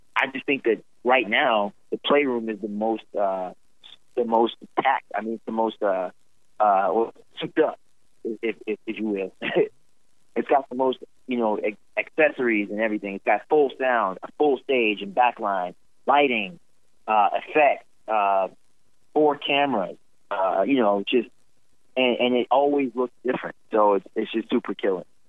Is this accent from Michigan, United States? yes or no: no; Roanoke, Virginia, United States; now in Charlotte, United States; Roanoke, Virginia, my hometown